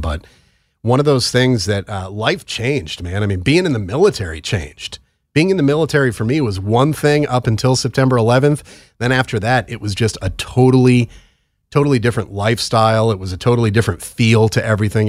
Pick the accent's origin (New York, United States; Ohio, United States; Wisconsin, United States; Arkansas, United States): New York, United States; New York City metropolitan area, United States; also born or lived in Long Island; now in Maryland, United States; I'm from the New York City metropolitan area. We lived on Long Island before we moved down to Maryland